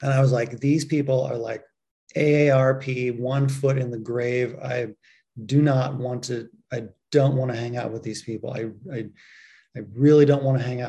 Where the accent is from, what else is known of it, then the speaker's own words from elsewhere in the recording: San Francisco Bay Area, California, United States; I grew up in the San Francisco Bay Area